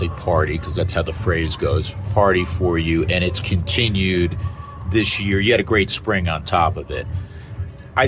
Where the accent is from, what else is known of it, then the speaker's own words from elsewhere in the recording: New York, United States; moved away; I am from New York, and half of my vocabulary growing up involved colorful language